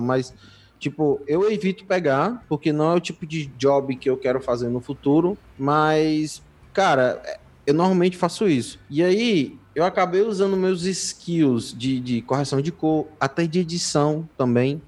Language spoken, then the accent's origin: Portuguese; Brazil; also born or lived in Fortaleza; a gente é brasileiro